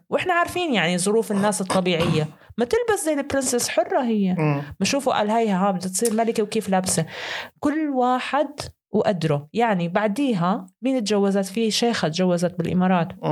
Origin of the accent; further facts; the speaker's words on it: Syria; moved away; انا سوري بس مش لاجئ